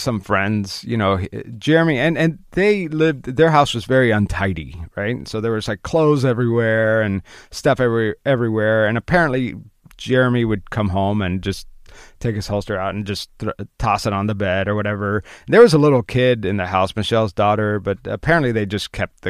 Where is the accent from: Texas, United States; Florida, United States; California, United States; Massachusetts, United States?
Florida, United States; I'm from Florida